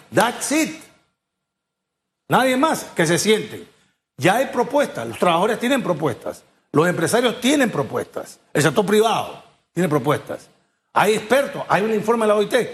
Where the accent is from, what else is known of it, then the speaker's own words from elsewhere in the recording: Peru; moved away as an adult; now in Panama; Yo, yo nací en Perú, soy panameño